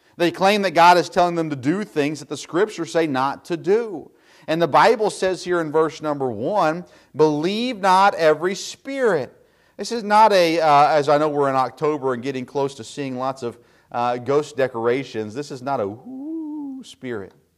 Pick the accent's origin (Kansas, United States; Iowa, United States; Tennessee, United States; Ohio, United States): Tennessee, United States; moved away; I grew up in the South, of course, in Tennessee